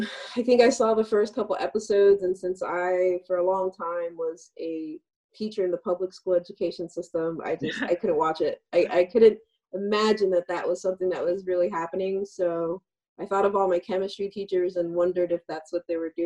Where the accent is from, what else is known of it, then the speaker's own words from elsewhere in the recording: Miami, Florida, United States; also born or lived in Cuban American; now in Massachusetts, United States; I'm from where people go to vacation. So I'm from Florida.